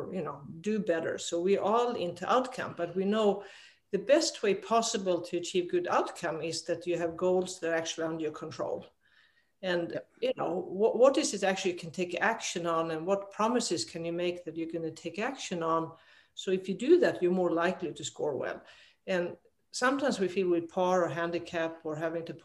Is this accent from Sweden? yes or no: yes; Sweden; moved away as an adult; also born or lived in Arizona, United States; so I'm a dual citizen now, American and Swedish, but I grew up in Sweden.